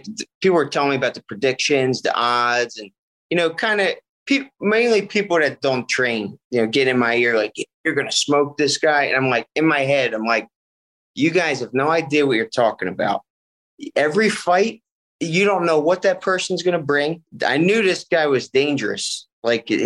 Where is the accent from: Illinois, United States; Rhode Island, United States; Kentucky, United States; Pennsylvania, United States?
Pennsylvania, United States; Bristol; accent: Philly; I'm from maybe like 20 minutes north of Philly. It's called Bristol, Pennsylvania.